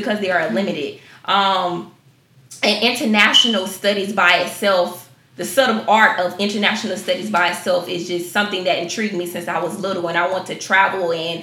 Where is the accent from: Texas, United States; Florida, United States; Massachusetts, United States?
Florida, United States; Jacksonville; I am from Jacksonville, Florida, 904, the bang of where we hang them